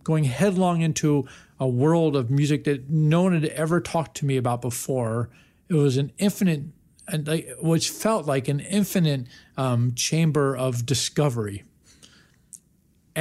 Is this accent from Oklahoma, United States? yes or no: no; Washington, District of Columbia, United States; a kid growing up in Washington, D.C.